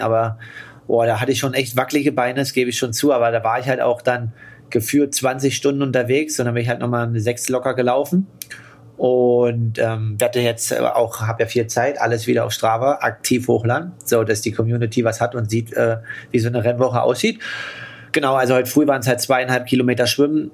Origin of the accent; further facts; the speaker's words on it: Germany; in Deutschland